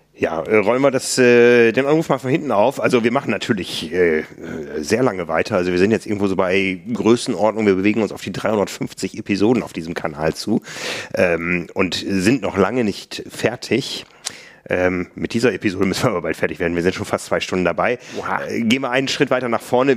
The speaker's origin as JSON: {"language": "German", "area": "near Harsewinkel", "region": "North Rhine-Westphalia", "country": "Germany", "tie": "born or raised there", "moved": "yes", "lives_now": "Hamburg, Germany", "said": "in meiner Heimat gab es immer eine frühe Mitteldistanz, ich glaube in Hasewinkel"}